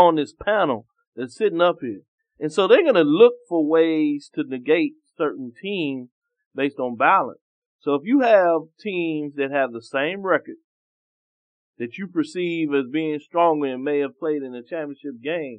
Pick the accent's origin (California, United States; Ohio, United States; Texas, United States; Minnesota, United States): Texas, United States; Waco; my hometown of Waco.